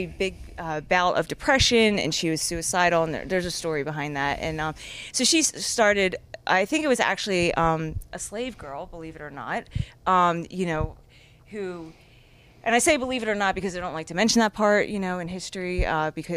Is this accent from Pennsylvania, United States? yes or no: yes; Philadelphia, Pennsylvania, United States; I'm a girl from Philly